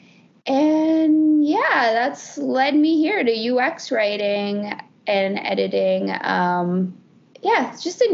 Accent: Toronto, Ontario, Canada; also born or lived in Poland / Montreal; I grew up in Etobicoke since the age of 5

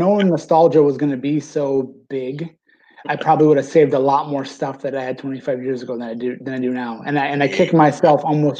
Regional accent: Michigan, United States; my hometown.

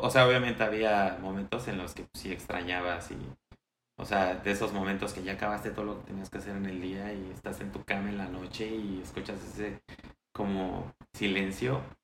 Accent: Mexico City, Mexico; moved away as an adult; also born or lived in Pachuca, Hidalgo; nací en la Ciudad de México en 1992

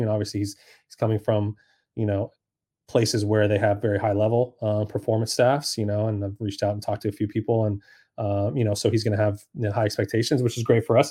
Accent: Sacramento, California, United States; moved away as an adult; also born or lived in San Diego / Beverly Hills / Reno / Minnesota; now in Charlotte, United States; I'm actually from Sacramento, California.

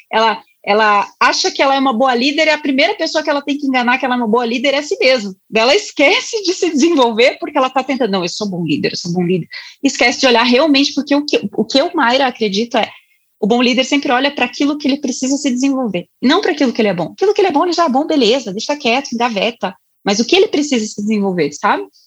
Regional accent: Curitiba, Paraná, Brazil; eu sou de Curitiba

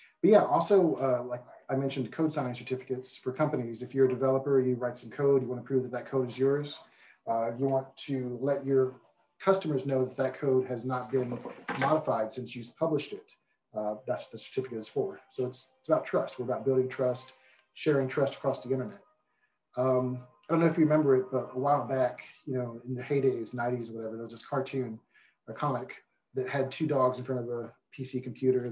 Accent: Houston, Texas, United States; I'm a Houston native, born in 75, grew up

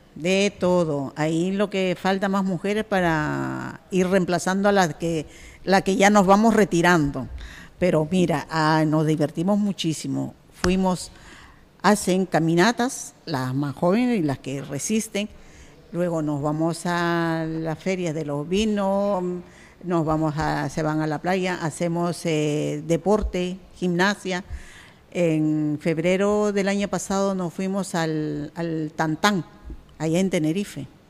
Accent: Peru; now in Canary Islands, Spain

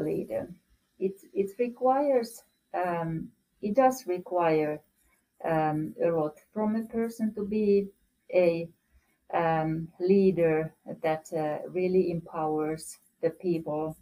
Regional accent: Rovaniemi, Lapland, Finland; moved away as an adult; also born or lived in Moscow; I'm actually originated from Rovaniemi, mm and that's where I went to school

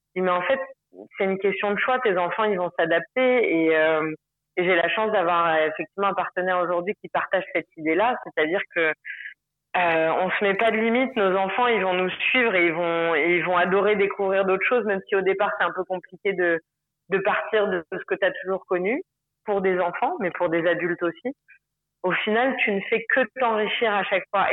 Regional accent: Paris, Île-de-France, France; moved away as an adult; now in Moorea, French Polynesia; je suis, parisienne et que j'ai adoré ma moi mon enfance à Paris

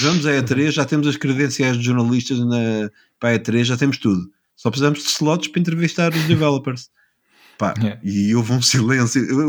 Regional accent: Lisbon, Portugal; also born or lived in New York; minha cidade natal de Lisboa

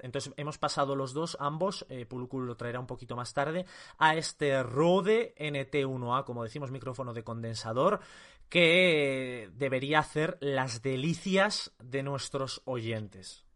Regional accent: Castile and León, Spain; yo castellano-leones

